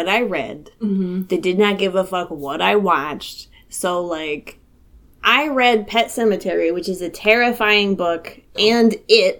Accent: the South, United States; I grew up in the South.

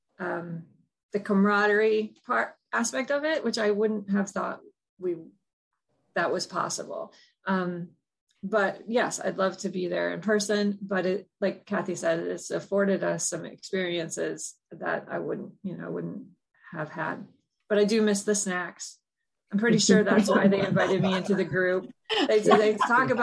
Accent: Buffalo, New York, United States; I grew up in Buffalo, so Bethlehem Steel was big in my history

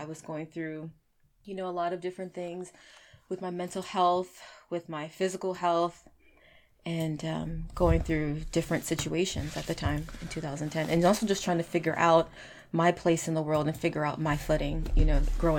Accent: Arlington, Texas, United States; I'm actually from Arlington.

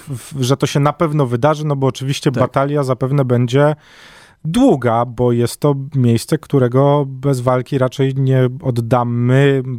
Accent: Warsaw, Masovian Voivodeship, Poland; Jest takie miejsce na warszawskiej mapie, które bliskie jest memu sercu z racji tego, że tak na dobrą sprawę obok niego się wychowywałem i mieszkam obok niego całe życie

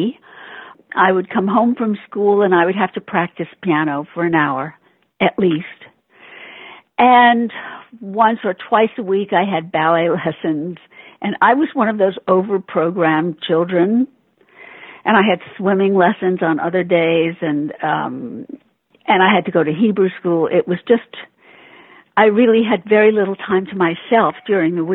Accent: New York, United States; Born and bred in New York

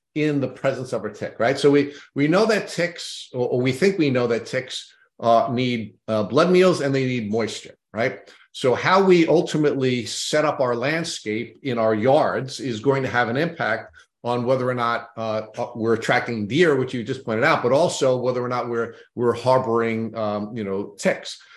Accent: Long Island, New York, United States; I grew up in Long Island

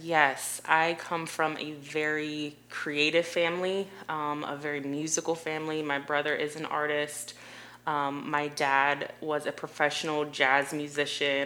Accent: Delaware, Ohio, United States; moved away as an adult; also born or lived in South Carolina; now in Columbia, South Carolina, United States; I'm from a really small town called Delaware, Ohio, right outside of Columbus, Ohio.

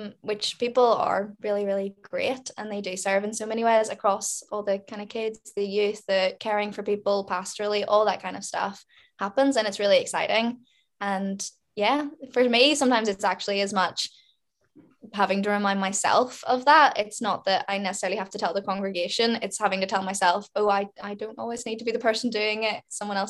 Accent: Lurgan, Northern Ireland, United Kingdom; we grew up in Lurgan

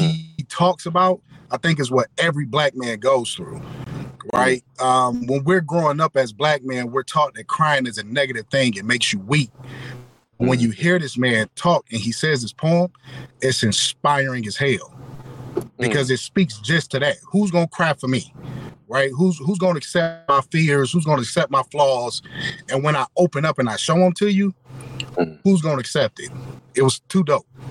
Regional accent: Detroit, Michigan, United States; I hail from Detroit as well

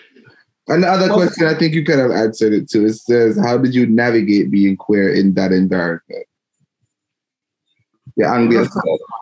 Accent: Jamaica; moved away; a little bit of anxiety from growing up in Jamaica.

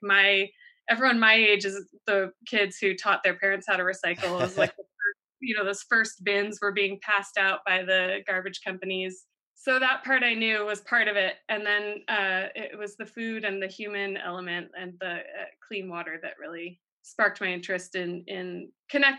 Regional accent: East Coast, United States; moved away as an adult; now in Watsonville, United States; I grew up on the East Coast and I came out to California for college

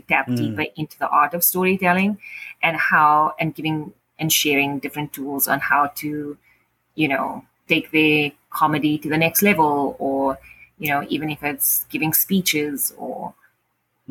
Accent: South Africa; also born or lived in Cape Town; now in Ottawa, Canada; my experience in Cape Town or growing up in South Africa

